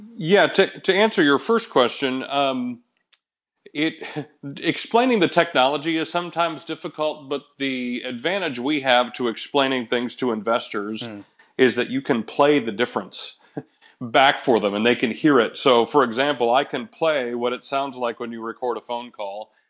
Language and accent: English; Michigan, United States; moved away; I grew up in Michigan